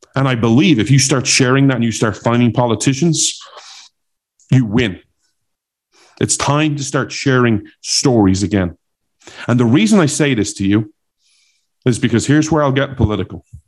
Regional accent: Ireland; accent: Irish; now in United States; my Irish accent

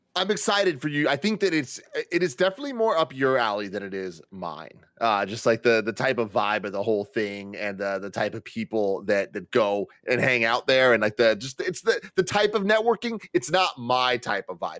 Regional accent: San Francisco, California, United States; I'm from San Francisco

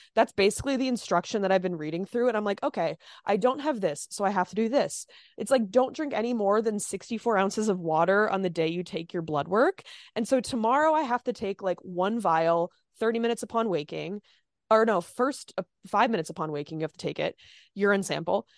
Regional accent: Minnesota, United States; moved away; I'm also from Minnesota

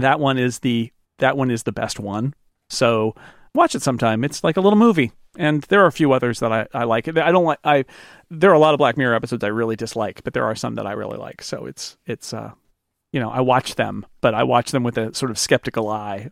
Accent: United States; as an American growing up

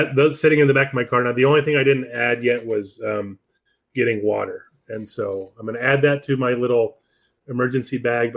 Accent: Palm Springs, California, United States; I grew up in Palm Springs

